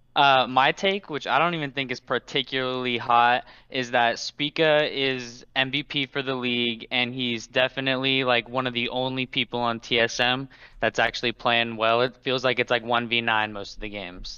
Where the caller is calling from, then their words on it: Portland, Oregon, United States; I'm calling from Portland, Oregon